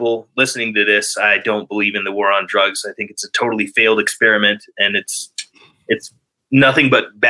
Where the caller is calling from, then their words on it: Denver, Colorado, United States; Denver, Colorado.